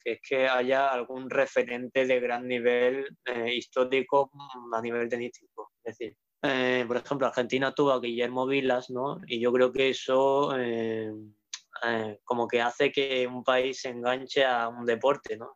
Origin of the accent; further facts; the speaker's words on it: Seville, Andalusia, Spain; yo soy de Sevilla, ¿vale? Y aquí en Sevilla